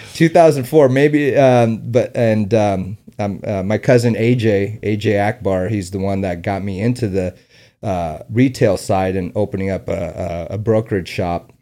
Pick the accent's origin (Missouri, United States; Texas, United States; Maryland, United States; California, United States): California, United States; San Diego; also born or lived in Afghanistan / Omaha, Nebraska / New York; I grew up in San Diego.